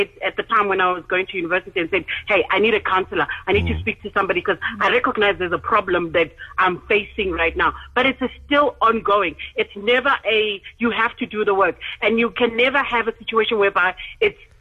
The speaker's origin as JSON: {"language": "English", "country": "South Africa", "tie": "born or raised there", "said": "When I grew up in Wanakoku"}